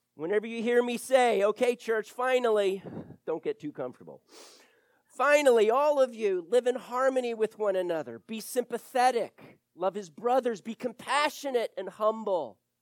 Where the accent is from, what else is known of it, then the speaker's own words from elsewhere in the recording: Wilmington, Delaware, United States; now in Florida, United States; I grew up in Wilmington, Delaware